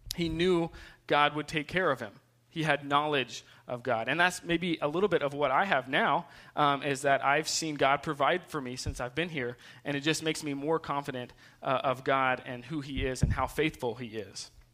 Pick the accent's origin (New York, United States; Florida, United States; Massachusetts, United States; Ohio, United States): Ohio, United States; also born or lived in South Carolina; I moved when I was two to Ohio, um, and so I spent um, majority of my life there